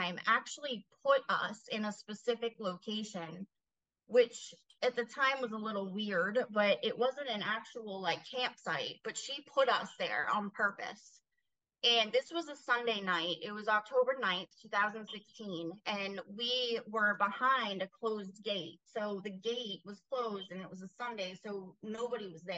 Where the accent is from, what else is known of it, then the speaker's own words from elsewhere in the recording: New England, United States; moved away; I'm from New England